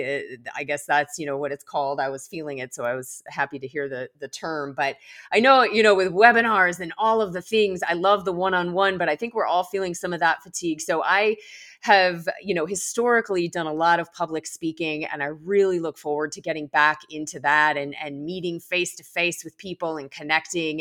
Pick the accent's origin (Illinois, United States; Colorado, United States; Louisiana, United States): Colorado, United States; I hail from Colorado.